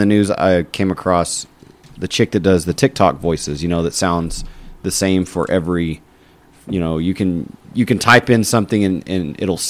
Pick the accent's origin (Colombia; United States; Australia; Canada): United States; Amarillo, Texas; Panhandle of Texas. We're originally from Amarillo. So we grew up.